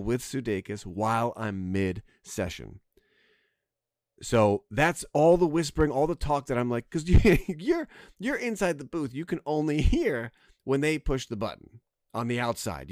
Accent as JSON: {"language": "English", "region": "New Jersey", "country": "United States", "tie": "born or raised there", "said": "I grew up near Ruby Tuesdays, which was like I think the Jersey Mall Applebee's"}